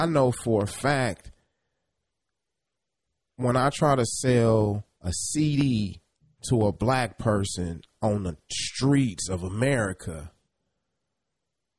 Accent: Kansas City, Kansas, United States; I grew up in Kansas City, Kansas.

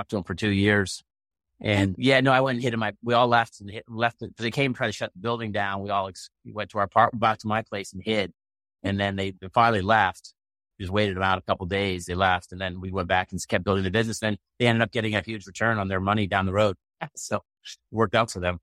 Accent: Maine, United States; we had 29 boat builders on the island I grew up with in Maine

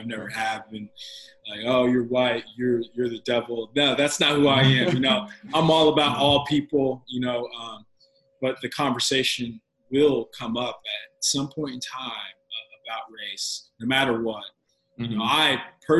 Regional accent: Olathe, Kansas, United States; I grew up in the Olathe, Johnson County systems

